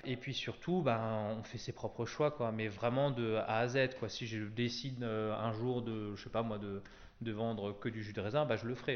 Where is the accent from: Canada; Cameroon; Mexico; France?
France; Traenheim, Grand Est; je suis né à Trenheim